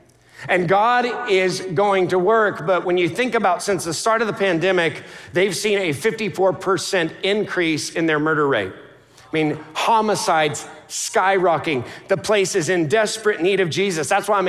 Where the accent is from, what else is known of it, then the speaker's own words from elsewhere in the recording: New York, United States; My family hails from Alaska or Dunkirk, New York. I'm from the New York area.